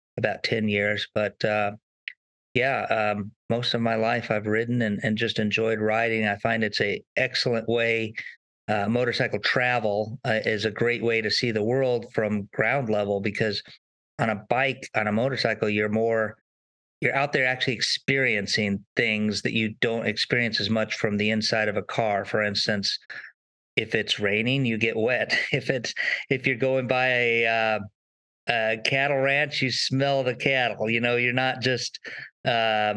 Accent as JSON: {"language": "English", "region": "Southern California", "country": "United States", "tie": "born or raised there", "said": "I grew up in Southern California"}